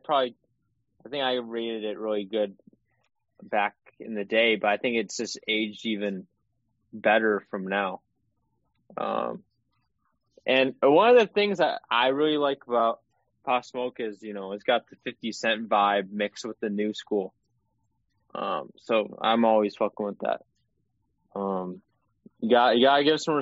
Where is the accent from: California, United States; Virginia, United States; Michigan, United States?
Michigan, United States; We're both from Michigan